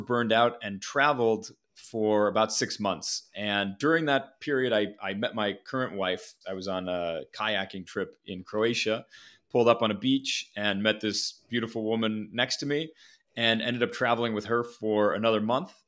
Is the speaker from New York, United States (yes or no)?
no; Minneapolis, Minnesota, United States; moved away as an adult; also born or lived in Ohio; I, I grew up in Minneapolis, went to school in Ohio